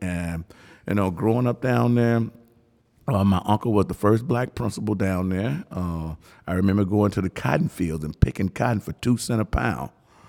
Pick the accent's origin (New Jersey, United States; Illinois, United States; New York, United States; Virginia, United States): Illinois, United States; Chicago; moved away as an adult; also born or lived in Mississippi; So stayed down there until I was about fifth grade, you know, but that was the best the best living of my life down there. Until I was about fifth grade, and all of a sudden I moved from from Mississippi to Chicago.